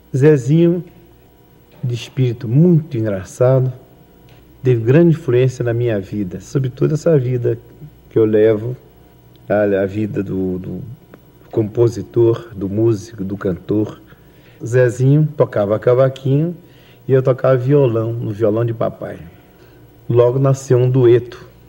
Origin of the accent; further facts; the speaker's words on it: Bahia, Brazil; moved away as an adult; desde os oito anos até até quando eu saí da Bahia com 23 anos